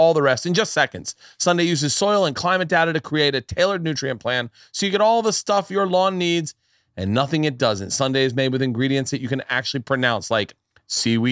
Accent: Florida, United States; I grew up in Florida

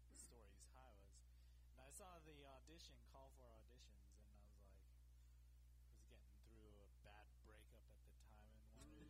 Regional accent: Concord, California, United States; born or raised there; also born or lived in Baguio City, Philippines

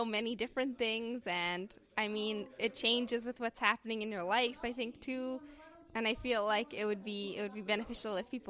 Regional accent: Williams Lake, British Columbia, Canada; I'm from Williams Lake, British Columbia

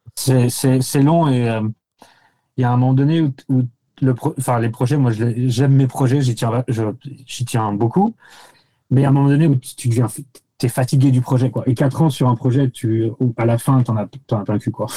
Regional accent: France; accent: French; moved away as an adult; also born or lived in Paris; now in New York, United States; j'étais archi français

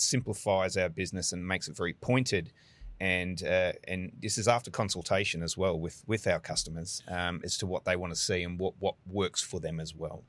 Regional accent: Brisbane, Queensland, Australia; moved away as an adult; now in Houston, United States

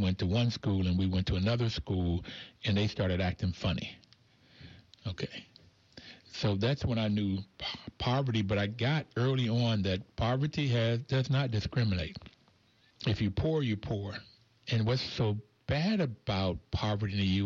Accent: Bluefield, West Virginia, United States; growing up in Bluefield, West Virginia, I really got early on because the mountaintop that we grew up on Ridge Street, we were black and white

